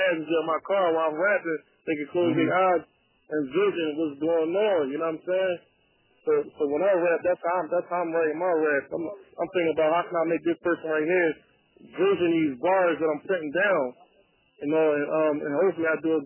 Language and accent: English; Philadelphia, Pennsylvania, United States; Growing up, you know, I come from Philly